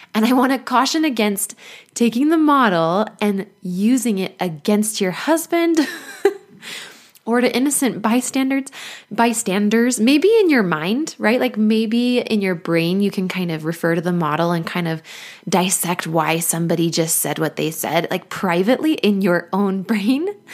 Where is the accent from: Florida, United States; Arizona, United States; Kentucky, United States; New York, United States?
Arizona, United States; Mesa; moved away; my hometown of Mesa, Arizona